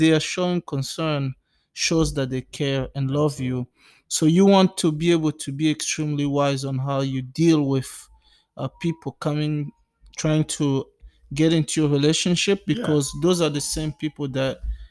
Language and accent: English; DR Congo; now in United States; we are from the Democratic Republic of Congo, from Africa